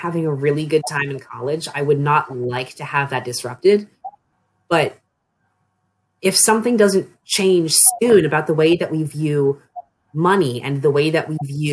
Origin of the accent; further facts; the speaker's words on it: Annapolis, Maryland, United States; now in Frostburg, United States; I'm from the Annapolis region of Maryland, but when I moved off to college, it was to Frostburg